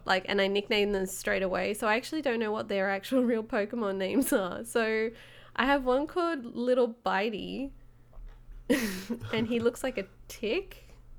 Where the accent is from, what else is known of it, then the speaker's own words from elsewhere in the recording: Australia; being Australian